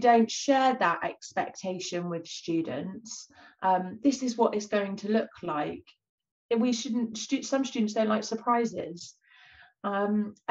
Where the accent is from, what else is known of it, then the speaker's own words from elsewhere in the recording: Bournemouth, South West England, United Kingdom; moved away; also born or lived in East London; Bournemouth, where I'm, you know, I grew up